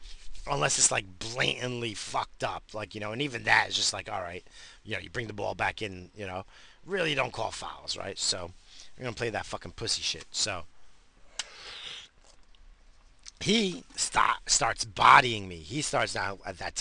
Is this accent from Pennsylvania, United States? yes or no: no; New York, United States; accent: New York; moved away; also born or lived in New England / California; I'm from New York. I got that New York accent